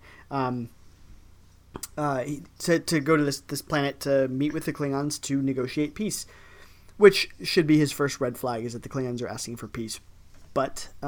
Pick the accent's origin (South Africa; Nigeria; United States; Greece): United States; Ohio; I was you know from Ohio before. We don't nobody talks about Ohio